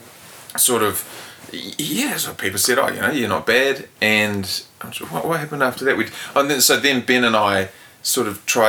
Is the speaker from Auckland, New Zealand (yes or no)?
no; Wellington, New Zealand; also born or lived in London; So I grew up in Tawa as a suburban classic, you know, 80s, middle class, New Zealand